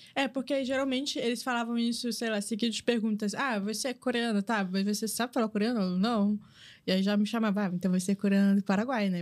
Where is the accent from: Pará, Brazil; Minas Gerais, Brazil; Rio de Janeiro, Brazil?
Minas Gerais, Brazil; Belo Horizonte; accent: mineiro; also born or lived in São Paulo; Eu nasci em Belo Horizonte, morei em São Paulo desde bebê até meus oito anos